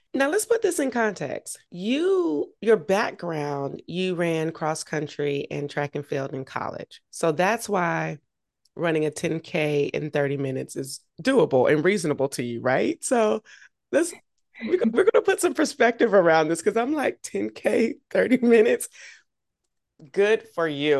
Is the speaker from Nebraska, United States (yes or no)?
no; Augusta, Georgia, United States; I grew up in Augusta